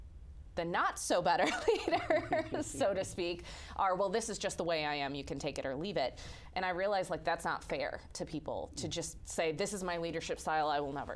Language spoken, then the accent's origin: English; outside Chicago, Illinois, United States; I grew up outside Chicago